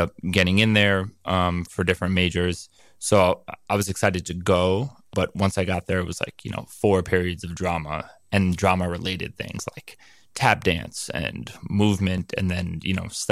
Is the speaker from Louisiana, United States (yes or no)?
no; New York City, New York, United States; Born and raised on the Upper West